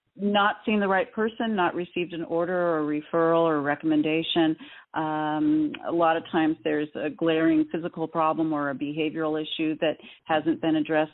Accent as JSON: {"language": "English", "region": "Southern California", "country": "United States", "tie": "born or raised there", "said": "we grew up in SoCal in the 70s, which was hot as blazes."}